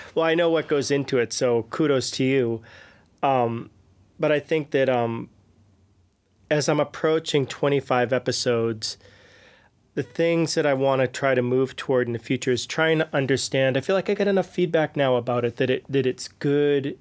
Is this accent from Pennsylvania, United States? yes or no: no; outside of Boston, Massachusetts, United States; moved away as an adult; also born or lived in New York City / Nashville; now in Prague, Czech Republic; I grew up outside of Boston